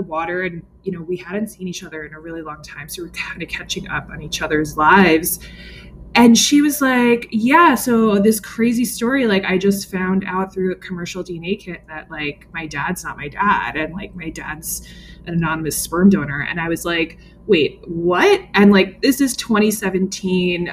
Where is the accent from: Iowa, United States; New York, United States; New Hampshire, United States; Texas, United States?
New York, United States; New York City; I grew up in the New York metro area